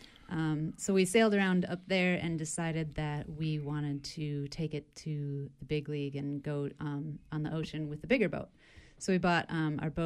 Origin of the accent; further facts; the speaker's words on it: St. Paul, Minnesota, United States; I grew up in St. Paul, Minnesota